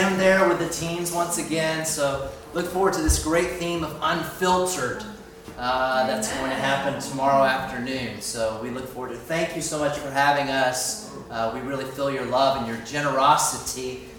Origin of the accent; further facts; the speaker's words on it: Miami, Florida, United States; moved away as an adult; now in Edinburgh, United Kingdom; We're from Miami, Florida